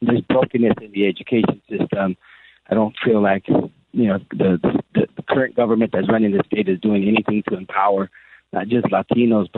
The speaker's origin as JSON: {"language": "English", "town": "National City", "region": "California", "country": "United States", "tie": "born or raised there", "said": "growing up in Paradise Hills area, National City area"}